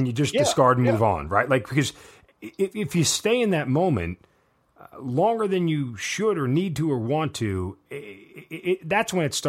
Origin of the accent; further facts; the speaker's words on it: United States; Like, because we're American and we always win.